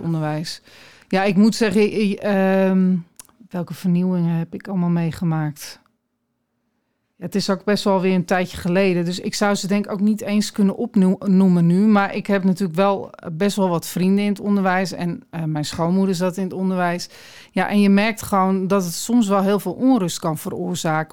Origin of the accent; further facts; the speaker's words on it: Aalsmeer, North Holland, Netherlands; also born or lived in Sri Lanka; now in Alkmaar, Netherlands; ik ben in Aalsmeer opgegroeid